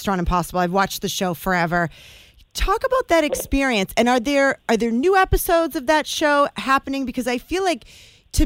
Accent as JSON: {"language": "English", "town": "Methuen", "region": "Massachusetts", "country": "United States", "tie": "born or raised there", "said": "my hometown in Methuen"}